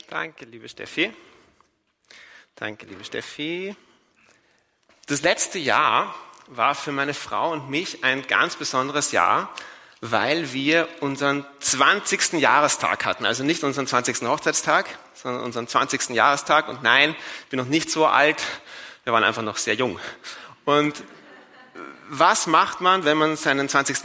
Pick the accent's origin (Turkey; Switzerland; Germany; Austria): Austria; Vienna; in Wien, wo ich herkomme